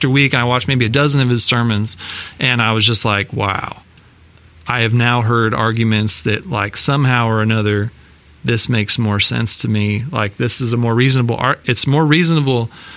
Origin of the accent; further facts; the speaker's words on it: Iowa, United States; moved away as an adult; also born or lived in New York City; I'm from Iowa